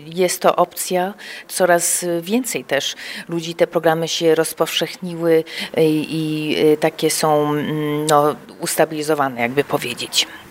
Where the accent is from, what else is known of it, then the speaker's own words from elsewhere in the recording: Chicago, Illinois, United States; also born or lived in Kraków, Poland; ja się urodziłam w Chicago, kończyłam na University of Illinois w Champaign